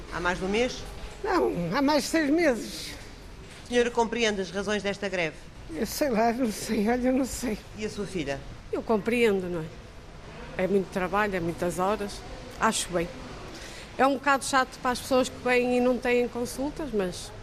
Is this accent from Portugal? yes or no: yes; Felgueiras, Norte, Portugal; sou de Felgueiras